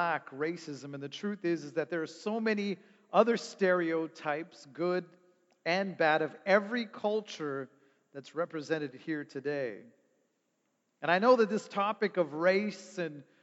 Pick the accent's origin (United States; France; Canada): Canada; Toronto, Ontario; I grew up in Toronto.